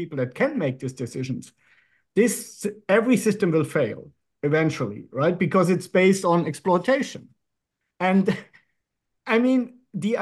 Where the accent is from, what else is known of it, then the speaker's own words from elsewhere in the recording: Germany; moved away as an adult; now in Monaco; I grew up in Western Germany, was born in 67